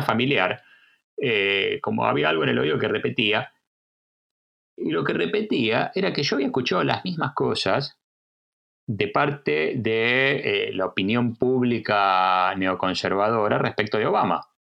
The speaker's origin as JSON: {"language": "Spanish", "country": "Argentina", "tie": "born or raised there", "also_born_or_lived": "United States", "moved": "as an adult", "lives_now": "Bergen, Norway", "said": "nací en Argentina, soy argentino y trabajo mucho en Argentina"}